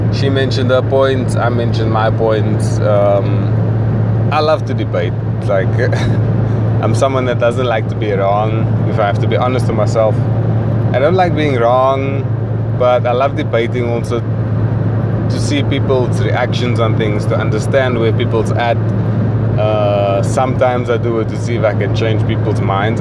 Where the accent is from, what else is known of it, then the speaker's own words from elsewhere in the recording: South Africa; moved away as an adult; I'd like to apologize for my accent. I am South African